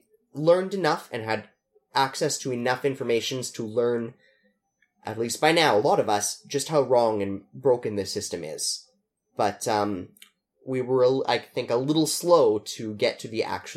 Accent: Canada; as a Canadian, as a soul citizen, not non-dual citizen, as just a Canadian

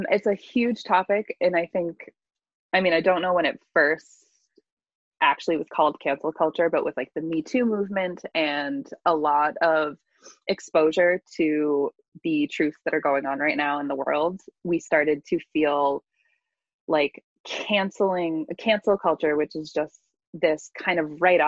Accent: Boston, Massachusetts, United States; now in California, United States; I am originally from Boston, over on the East Coast

